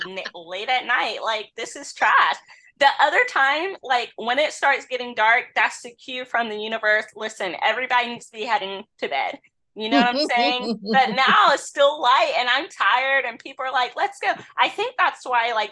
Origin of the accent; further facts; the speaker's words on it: North Carolina, United States; Growing up in North Carolina